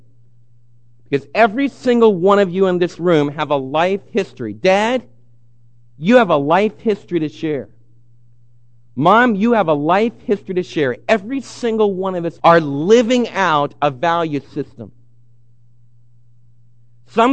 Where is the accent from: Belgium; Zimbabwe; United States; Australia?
United States; New Jersey; moved away; I grew up back in the East Coast. Some of my best friends, my playmates as a kid in New Jersey, were Jewish kids.